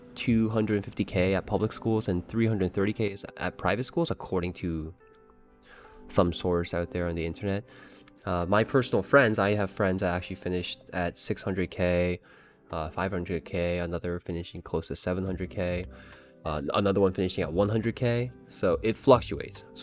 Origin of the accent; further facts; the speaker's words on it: Canada; I'm Canadian